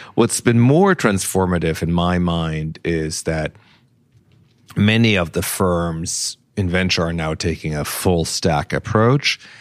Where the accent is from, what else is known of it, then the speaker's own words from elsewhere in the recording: Nuremberg, Bavaria, Germany; moved away; my hometown of Nuremberg